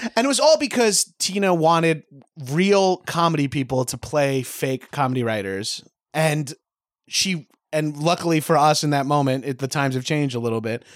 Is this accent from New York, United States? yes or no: yes; Long Island, New York, United States; accent: Long Island; now in Los Angeles, United States; I'm Long Island trash